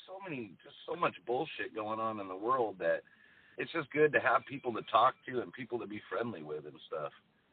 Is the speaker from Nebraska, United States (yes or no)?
no; California, United States; I called you up because myself, I'm from Southern California.